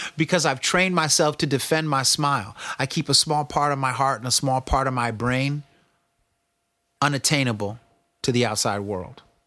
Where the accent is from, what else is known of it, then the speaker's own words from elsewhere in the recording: the Bay Area, California, United States; I'm from the Bay and I'm black